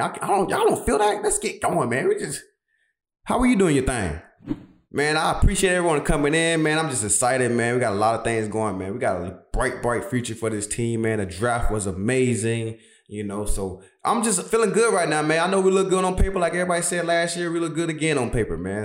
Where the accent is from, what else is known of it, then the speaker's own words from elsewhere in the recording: Brunswick, Georgia, United States; moved away as an adult; now in Philadelphia, United States; my hometown, Brunswick, Georgia